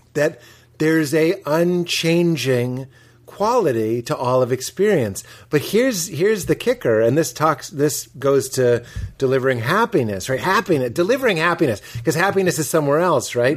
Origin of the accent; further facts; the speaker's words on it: outside of Boston, Massachusetts, United States; I grew up outside of Boston